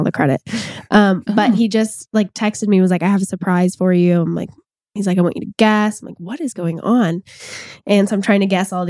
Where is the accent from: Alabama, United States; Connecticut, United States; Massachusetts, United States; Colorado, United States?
Alabama, United States; Auburn; moved away as an adult; also born or lived in Savannah, Georgia; So I'm originally from Auburn, Alabama, and then lived in Savannah for like the last 8 years.